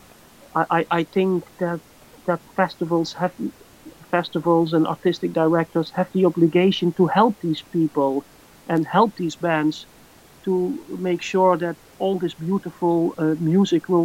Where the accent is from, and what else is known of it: Netherlands; born or raised there